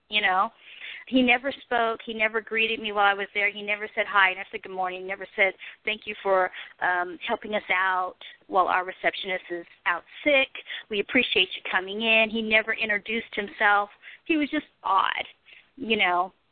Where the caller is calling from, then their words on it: Arkansas, United States; also born or lived in New York City; I'm calling from Arkansas